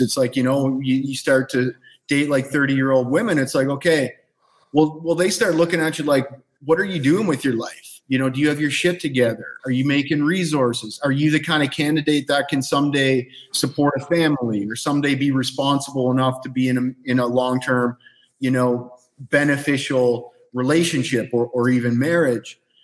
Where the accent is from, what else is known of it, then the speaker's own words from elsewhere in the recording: Canada; moved away as an adult; now in Costa Rica; I grew up in Canada